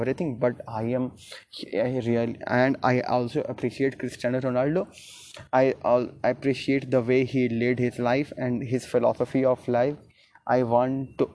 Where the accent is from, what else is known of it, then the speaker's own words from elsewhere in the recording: Gaya, Bihar, India; English is a second language; I am from Gaya, Bihar